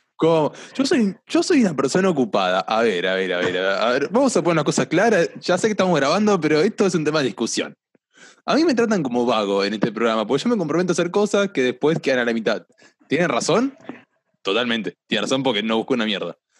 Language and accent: Spanish; La Plata, Buenos Aires Province, Argentina; yo soy platense